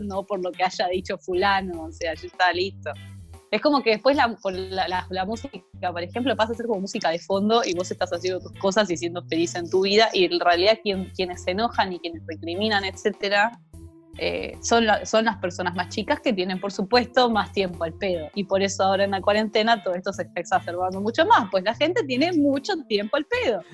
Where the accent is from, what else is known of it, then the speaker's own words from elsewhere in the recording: Argentina; a los argentinos